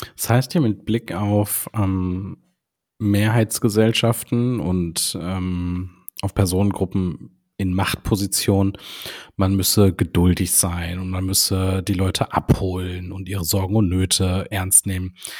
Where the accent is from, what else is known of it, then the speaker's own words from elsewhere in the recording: Rhineland, Germany; bei uns im Rheinland